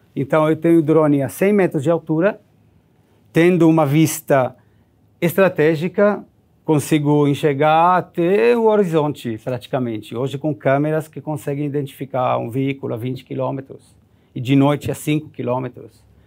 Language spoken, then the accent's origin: Portuguese; Israel; Portuguese is a second language; now in Brazil; eu nasci em Israel em 1970